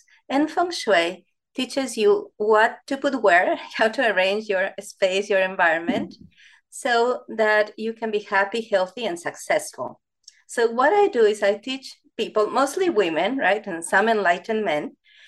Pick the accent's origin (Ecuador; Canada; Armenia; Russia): Ecuador; English is a second language; moved away as an adult; now in United States; I actually studied architecture in Ecuador, where I'm from, in South America